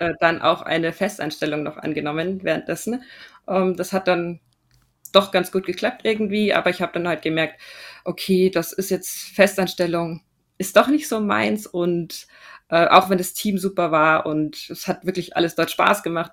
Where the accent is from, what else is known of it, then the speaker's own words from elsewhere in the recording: Regensburg, Bavaria, Germany; moved away as an adult; also born or lived in Austria / Munich; ich bin ursprünglich aus Regensburg